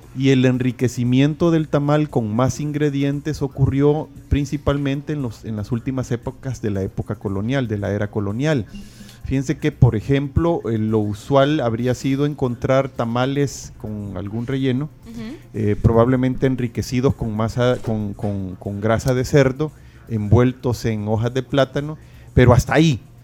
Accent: El Salvador; somos como salvadoreños

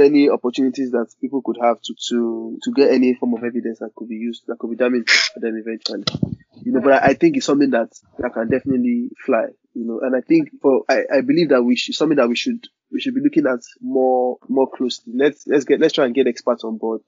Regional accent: Nigeria; as Nigerians

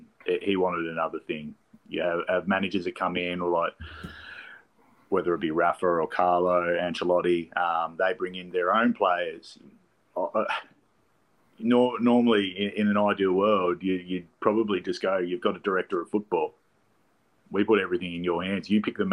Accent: Australia; Timmy was just, as an Australian, sort of following an Aussie playing for a club over there

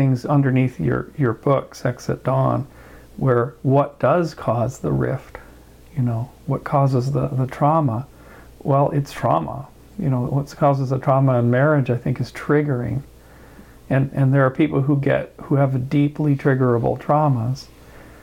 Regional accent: Kamloops, British Columbia, Canada; also born or lived in Victoria, British Columbia; now in Bay Area, United States; Kamloops. I was raised mostly there

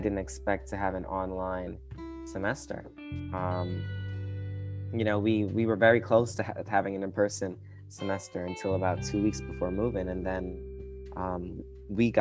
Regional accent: New York City, New York, United States; I'm from New York City

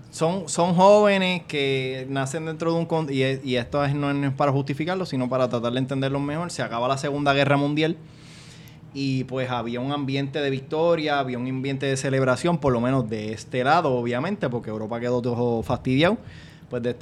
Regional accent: Puerto Rico; somos puertorriqueños y esto nos va a dar una identidad y nos va a hacer sentir bien

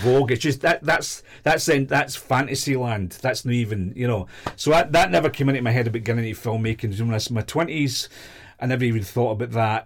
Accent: Glasgow, Scotland, United Kingdom; moved away as an adult; also born or lived in London; I was from Glasgow

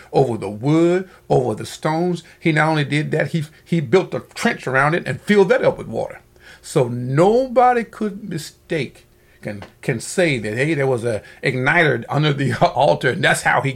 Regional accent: Alabama, United States; moved away as an adult; when I came over here from Alabama after I got out of school and began to look for a job

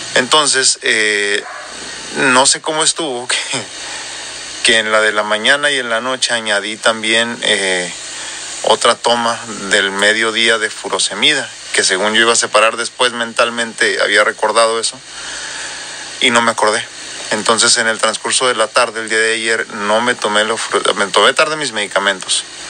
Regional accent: northern Mexico, Mexico; accent: norteño; con mi acento más marcado y más norteño

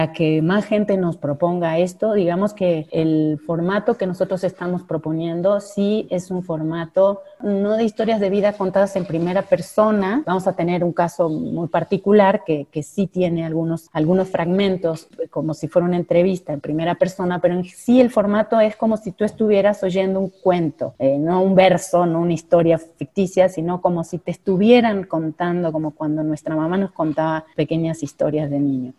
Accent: Cañada de Gómez, Santa Fe, Argentina; moved away as an adult; now in Mexico; de mi pueblo natal, de Cañada de Gómez, con el que, un equipo con el que me crié

